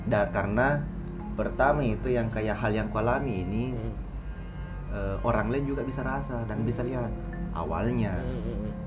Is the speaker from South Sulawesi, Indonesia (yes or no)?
yes; Soppeng, South Sulawesi, Indonesia; born there; orang tua asli Bugis semua Bugis dan saya lahir di Bugis tepatnya kayak, di Sopeng